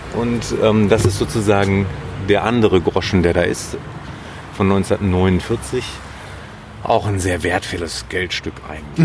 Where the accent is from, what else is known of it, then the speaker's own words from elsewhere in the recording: Bielefeld, North Rhine-Westphalia, Germany; also born or lived in Münster; ich bin in Bielefeld zur Schule gegangen